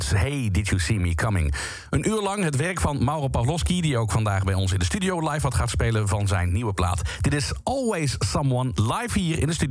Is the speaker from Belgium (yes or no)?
yes; Limburg, Belgium; Jij speelde ooit in eh, een heel klein dorpje in Limburg, waar ik vandaan kom, Rockel.